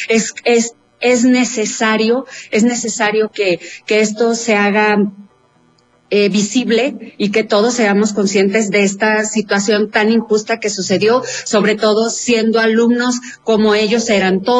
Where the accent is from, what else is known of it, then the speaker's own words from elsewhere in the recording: Mexico; como mexicanos